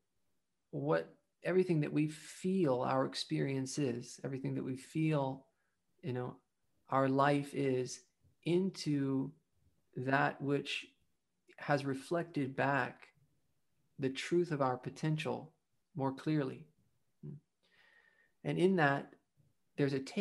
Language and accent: English; the South, United States; I grew up in the South